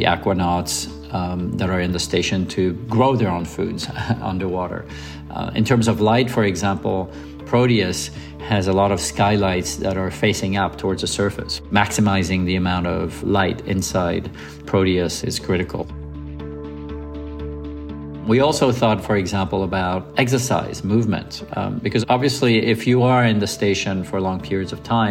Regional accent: Lausanne, Vaud, Switzerland; moved away; I grew up on Lake Geneva around Lausanne

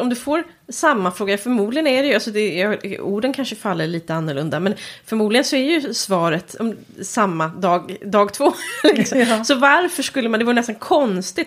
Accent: Stockholm, Stockholm County, Sweden; accent: Stockholmsprat (Stockholm speech); jag bor ju ändå i Stockholm och kommer dit med mitt Stockholmsprat

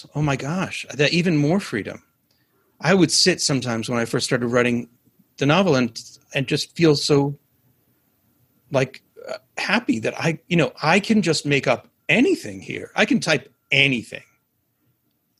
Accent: New York City, New York, United States; I grew up in Manhattan

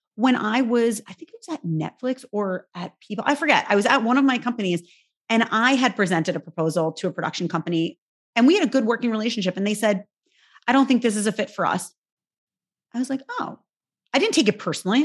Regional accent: New York, United States; I'm a New Yorker

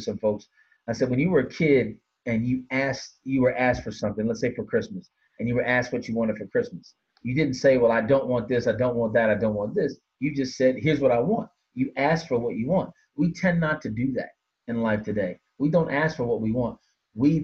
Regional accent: Washington, District of Columbia, United States; I hail from Washington, D.C.

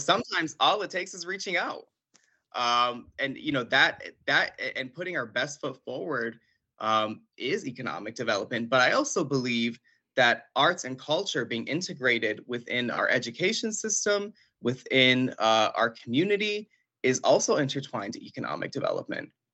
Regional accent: Buffalo, New York, United States; born and raised in Buffalo, New York, um, from a family from Puerto Rico

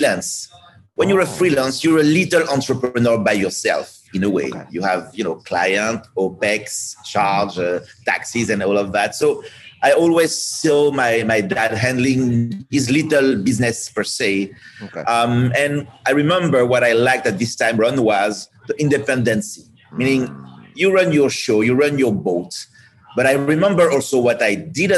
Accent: France; moved away; I'm coming from France

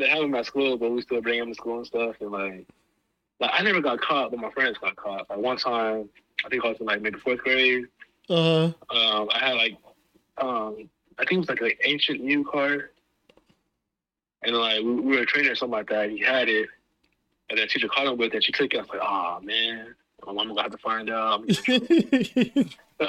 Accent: Lawton, Oklahoma, United States; moved away; I'm from Lawton

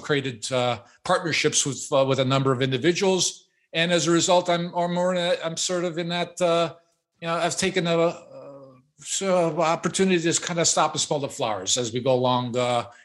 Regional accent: Chicago, Illinois, United States; I was born and raised in Chicago

